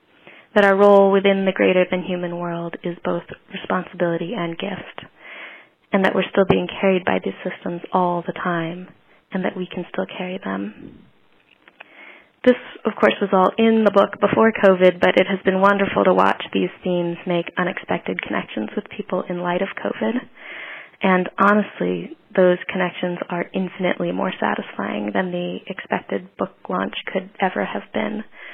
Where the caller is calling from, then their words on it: Virginia, United States; I'm calling from Virginia.